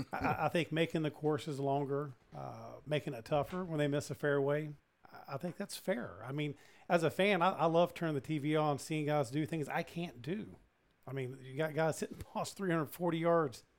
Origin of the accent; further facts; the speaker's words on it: West Virginia, United States; now in Houston, United States; growing up in West Virginia